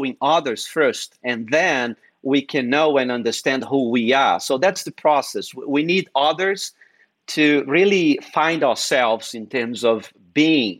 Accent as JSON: {"language": "English", "country": "Brazil", "also_born_or_lived": "New England", "second_language": "English", "moved": "as an adult", "lives_now": "United States", "said": "when I moved from Brazil to New England."}